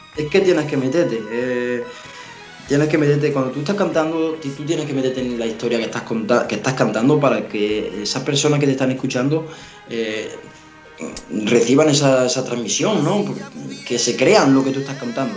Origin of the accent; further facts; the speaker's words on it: Navas de San Juan, Andalusia, Spain; en mi pueblo, en Nava de San Juan.